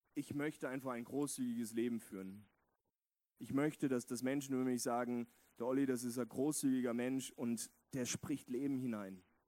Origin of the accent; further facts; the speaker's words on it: West Germany, Germany; moved away as an adult; now in Vienna, Austria; in Westdeutschland, wo ich aufgewachsen bin.